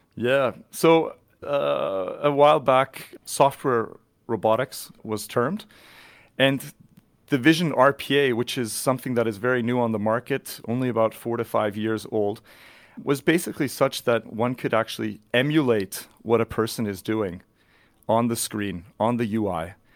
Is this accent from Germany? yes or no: no; near Vancouver, British Columbia, Canada; moved away as an adult; also born or lived in Zurich Highlands, Switzerland; now in Switzerland; I'm born and raised near Vancouver in, uh, beautiful British Columbia in Canada